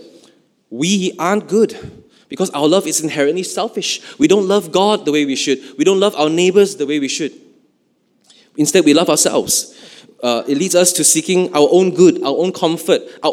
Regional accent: Malaysia

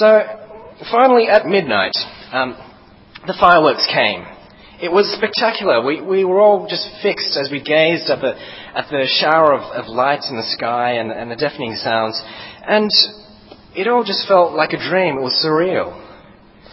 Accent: Sydney, New South Wales, Australia; moved away; I come from Sydney

